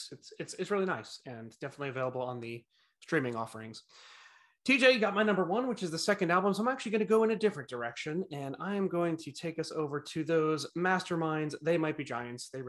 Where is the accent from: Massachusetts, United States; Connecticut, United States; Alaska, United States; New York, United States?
Connecticut, United States; Norwalk; born there; But no, I was born in Norwalk, Connecticut.